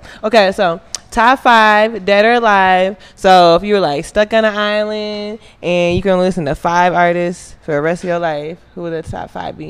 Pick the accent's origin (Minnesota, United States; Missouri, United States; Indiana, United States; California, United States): Minnesota, United States; I'm actually from Minnesota.